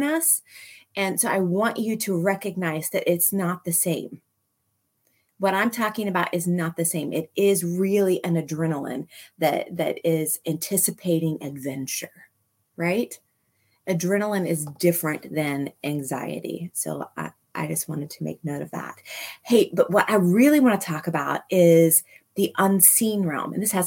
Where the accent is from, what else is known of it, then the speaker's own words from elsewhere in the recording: Manhattan, Kansas, United States; I grew up in Manhattan, one block south of Points, that is right across the street from City Park in Manhattan